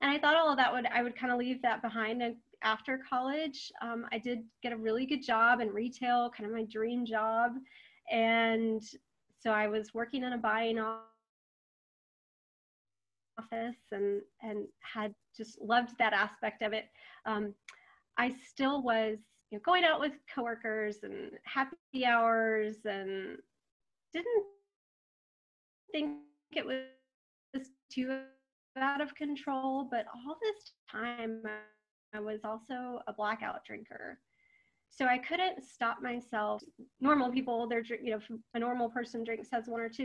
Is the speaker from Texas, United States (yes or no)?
yes; Texas, United States; I was raised in Texas